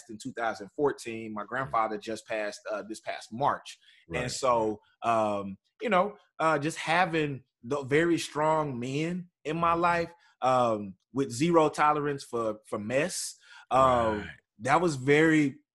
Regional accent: East Texas, United States; also born or lived in Tyler, Texas; Growing up in East Texas, my grandfather lived 10 minutes away from where we lived

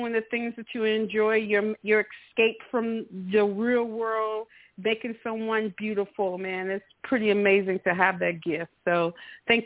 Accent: Mississippi, United States; now in Atlanta, United States; I'm originally from Mississippi.

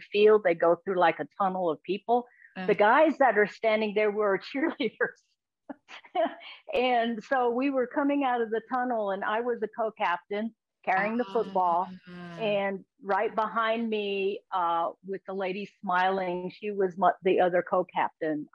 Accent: Pennsylvania, United States; now in Texas, United States; I grew up in Pennsylvania

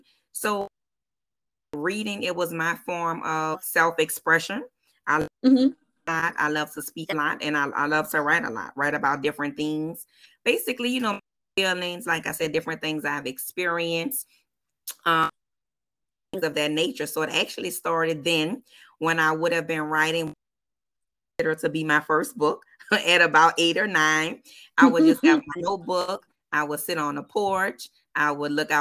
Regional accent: New Orleans, Louisiana, United States; born and raised in New Orleans, 504 for show.

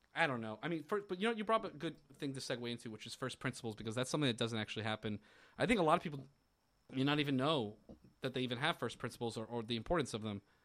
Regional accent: Florida, United States; growing up in Florida

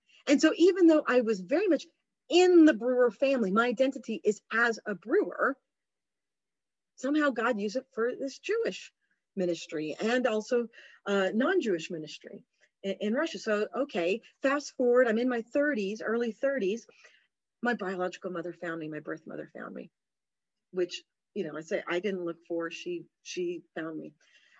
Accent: United Kingdom; my whole life is I'm British. We're British. I root for the Welsh rugby team.

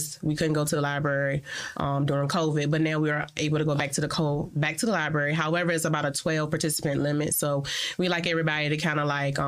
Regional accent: Virginia, United States; moved away as an adult; now in El Paso, United States; And I am from Virginia. I've been in El Paso for about 10 years now.

